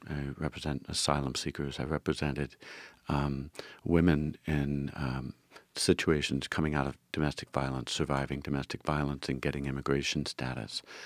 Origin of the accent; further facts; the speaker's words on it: Philadelphia, Pennsylvania, United States; I grew up in the Frankfurt, uh, part of, part of the, the district